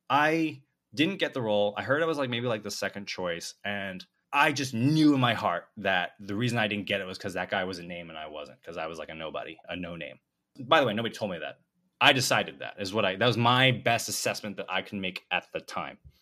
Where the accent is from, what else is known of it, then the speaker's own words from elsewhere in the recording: United States; growing up in the States